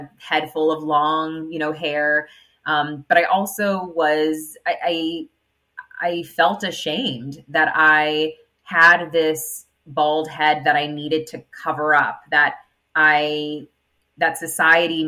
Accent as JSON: {"language": "English", "area": "Inland Empire", "region": "California", "country": "United States", "said": "We're from the Inland Empire"}